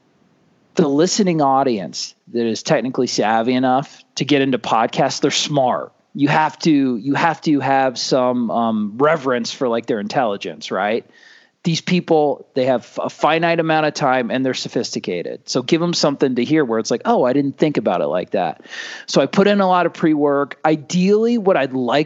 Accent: Cocoa Beach, Florida, United States; now in Iowa, United States; I grew up in Cocoa Beach

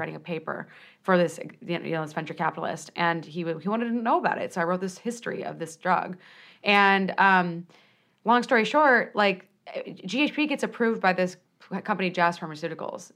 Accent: Peoria, Illinois, United States; I'm from Peoria, Illinois

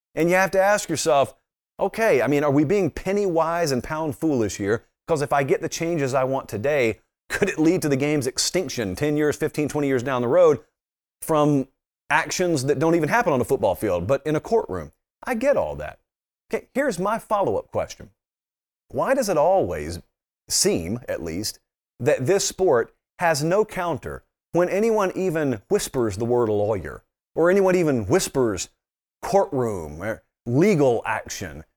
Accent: Fortson, Georgia, United States; I'm from Fortson, Georgia, and we are Fortsonians

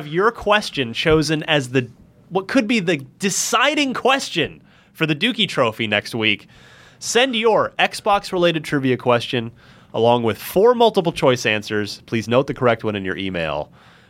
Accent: New Jersey, United States; That's right, my hometown, home state.

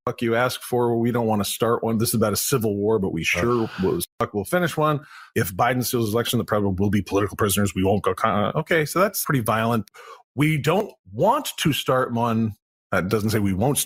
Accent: United States; I'm an American guy, but I've lived other places.

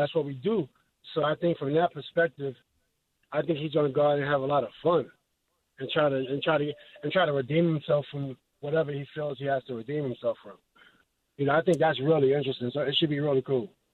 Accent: New York City, New York, United States; I'm from New York City

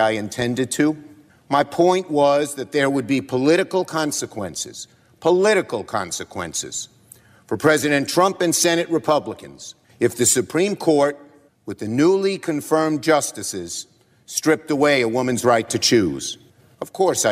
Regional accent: New York City, New York, United States; I'm from Brooklyn. We speak in strong language.

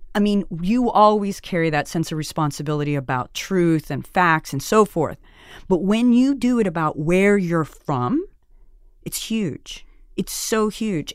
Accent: Alice, Texas, United States; moved away as an adult; also born or lived in Washington, D.C. / Mexico / Seattle / New York; growing up in Alice, it was a gift

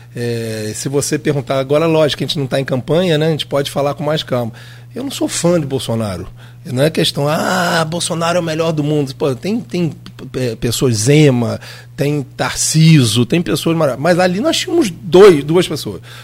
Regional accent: Brazil; sou brasileiro, gente. Eu moro aqui, meus três filhos moram aqui

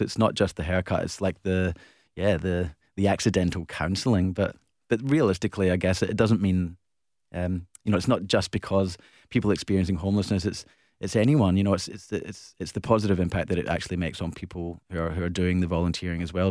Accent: Glasgow, Scotland, United Kingdom; now in Perth, Australia; growing up in Glasgow

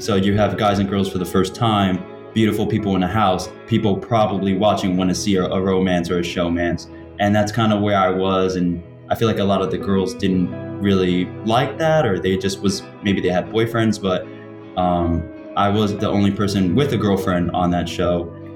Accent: New York, United States; I'm from New York

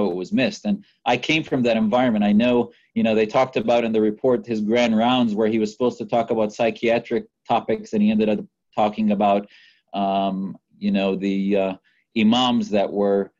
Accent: Wisconsin, United States; growing up in Wisconsin

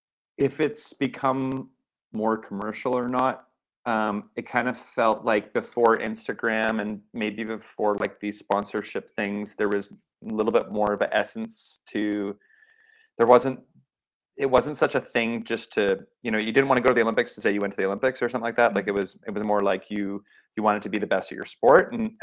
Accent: Vancouver, British Columbia, Canada; But I was on the outskirts of Vancouver. There's something, maybe it's like I'm Canadian and I enjoy my space

